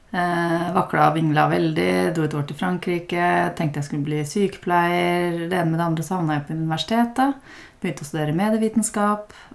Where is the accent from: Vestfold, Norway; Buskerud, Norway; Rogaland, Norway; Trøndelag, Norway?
Buskerud, Norway; Hole; jeg vokste opp eh, ved Tyrfjorden